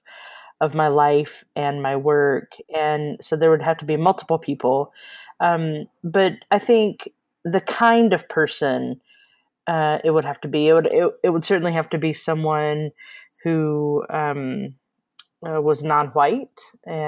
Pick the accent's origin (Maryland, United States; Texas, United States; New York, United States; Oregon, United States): Texas, United States; moved away as an adult; also born or lived in Bay Area, California; I grew up in Texas. I spent 26 years in Texas